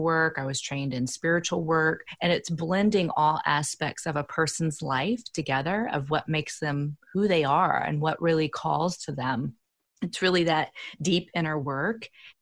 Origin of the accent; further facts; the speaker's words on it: Indiana, United States; also born or lived in Bay Area, California; I'm from the Midwest here in the United States. I'm from Indiana, and there's no transpersonal school here in my state